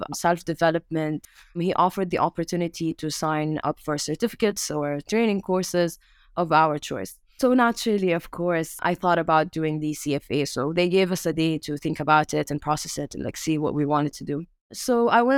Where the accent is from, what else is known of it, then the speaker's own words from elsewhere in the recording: Amman, Amman Governorate, Jordan; I grew up in Amman, Jordan